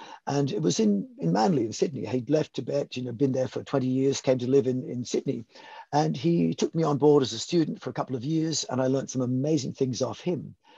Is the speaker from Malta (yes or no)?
yes; Malta; born there; Look, I was born in Malta, the Mediterranean Sea, and my father was in the British Army, and he was a free diver.